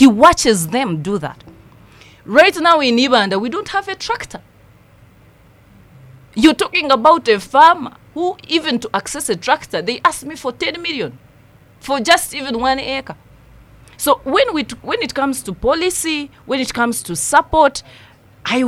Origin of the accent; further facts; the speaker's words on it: Nyabushche, Western Region, Uganda; I come from Nyabushche